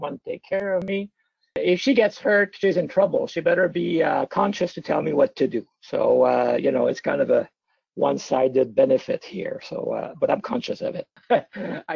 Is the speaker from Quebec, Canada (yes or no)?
yes; Trois-Rivières, Quebec, Canada; moved away as an adult; also born or lived in Toronto / United States / Ontario / British Columbia; I'm from Trois-Rivières, where on the St. Lawrence River